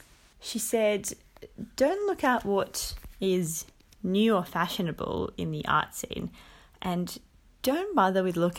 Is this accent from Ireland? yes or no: no; Moscow, Russia; also born or lived in Finland / Cyprus; now in Australia; I come from Moscow, Russia, and I have been living in Australia for about 5 years. My family always moved around a lot. We lived in Finland for about 4 years and spent quite some time in Cyprus.